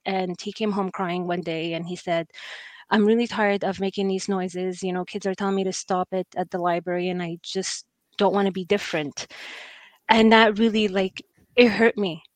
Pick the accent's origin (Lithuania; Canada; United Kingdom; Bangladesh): Canada; Halifax, Nova Scotia; i was the only brown kid at school growing up in Halifax for a long period of time.